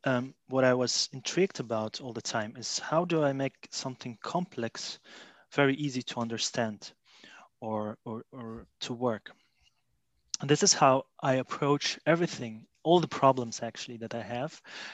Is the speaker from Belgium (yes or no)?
yes; Belgium; also born or lived in Russia; But anyways, I was born in Russia. So actually, my parents moved to Belgium when I was about 13 years old. That's more than 20 years ago.